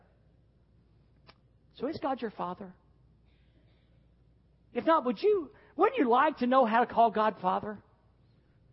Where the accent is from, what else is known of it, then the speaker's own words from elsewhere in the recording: the South, United States; I was a Southern boy growing up in the South